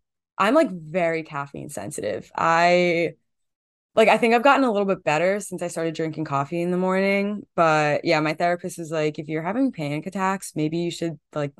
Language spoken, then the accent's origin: English; New Jersey, United States; Growing up in Jersey, you just like everyone's Italian by default.